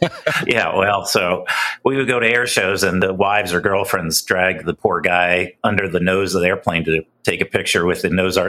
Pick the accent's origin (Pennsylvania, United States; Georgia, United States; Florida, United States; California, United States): California, United States; San Francisco; also born or lived in New York / Connecticut; So I was born in New York, moved out to San Francisco as a kid, and then maybe junior high or so, moved back to the East Coast, to Connecticut, up to upstate New York, not too far from Mark for college.